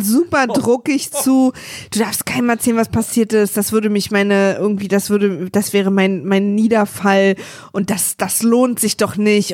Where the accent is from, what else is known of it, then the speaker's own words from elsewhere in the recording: East Germany, Germany; Ich bin Ossi, wir hatten ein Filmstudio